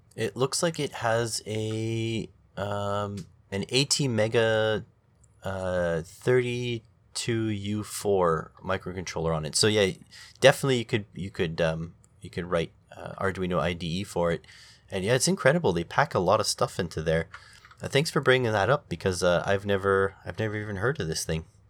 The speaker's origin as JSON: {"language": "English", "country": "Canada", "said": "me as a Canadian"}